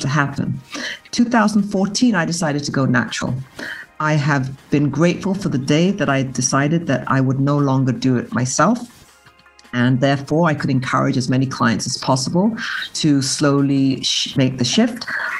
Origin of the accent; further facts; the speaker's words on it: England, United Kingdom; growing up in England